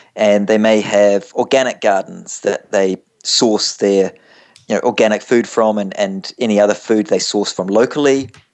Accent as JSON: {"language": "English", "country": "New Zealand", "also_born_or_lived": "London, England", "moved": "as an adult", "said": "As you can see from my accent, I'm not from around your parts, and uh, originally from from New Zealand, but but moved up to, to London, England, straight after university."}